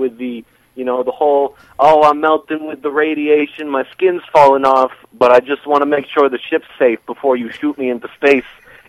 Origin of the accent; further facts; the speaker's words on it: Brooklyn, New York, United States; I'm from Brooklyn, all right?